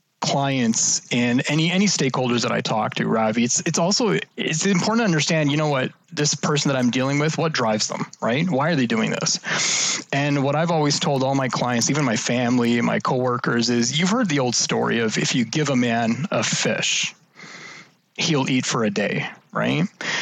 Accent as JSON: {"language": "English", "country": "Canada", "tie": "born or raised there", "also_born_or_lived": "United States", "said": "Born and raised in Canada, lived all over the States in Canada."}